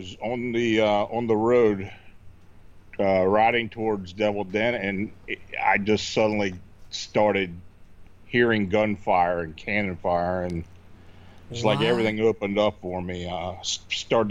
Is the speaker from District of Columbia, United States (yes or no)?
no; Hanover, Pennsylvania, United States; moved away as an adult; also born or lived in Baltimore; I was born and raised in Hanover, Pennsylvania